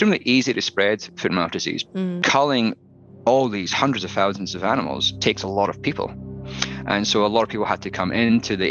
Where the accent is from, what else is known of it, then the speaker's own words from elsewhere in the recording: Dumfries, Scotland, United Kingdom; moved away as an adult; now in Victoria, Australia; I was brought up in Scotland and moved to Australia 12 years ago.